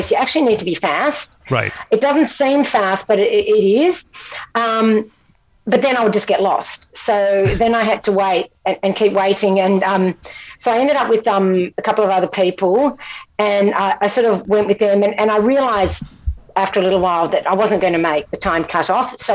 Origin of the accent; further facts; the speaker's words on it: Scotland, United Kingdom; now in Australia; From Scotland, yeah. I mean, I've, I've become a citizen, but I'm not Australian